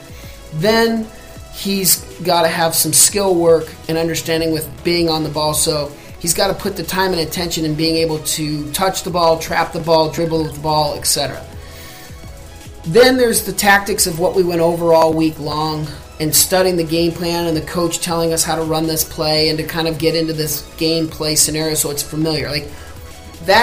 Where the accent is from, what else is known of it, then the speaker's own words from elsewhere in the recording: United States; I'm American